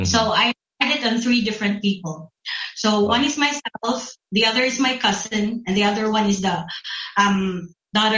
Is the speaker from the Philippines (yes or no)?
yes; Philippines; I'm from the Philippines